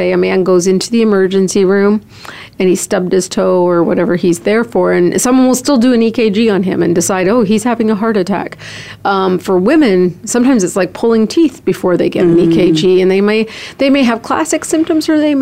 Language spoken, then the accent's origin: English; Canada; also born or lived in Columbus, Ohio / Chicago, Illinois; now in Phoenix, United States; I'm a Canadian